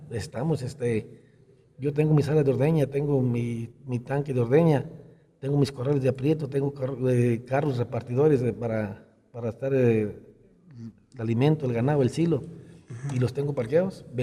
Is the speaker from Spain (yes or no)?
no; Resolana, Jalisco, Mexico; also born or lived in Acatic; nací en Nacatí, pero soy originario de un rancho que se llama Resolana